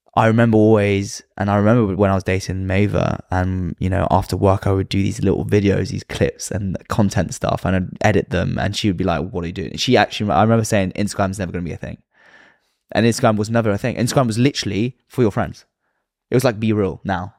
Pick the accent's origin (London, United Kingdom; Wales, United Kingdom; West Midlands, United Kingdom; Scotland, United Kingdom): London, United Kingdom; I was brought up in London.